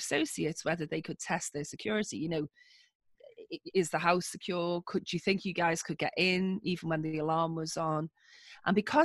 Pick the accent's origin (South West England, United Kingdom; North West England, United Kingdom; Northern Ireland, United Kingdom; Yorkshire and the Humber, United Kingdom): North West England, United Kingdom; Liverpool; accent: northern; I grew up in a part of the UK called Liverpool, okay. Which is why you can hear my rich northern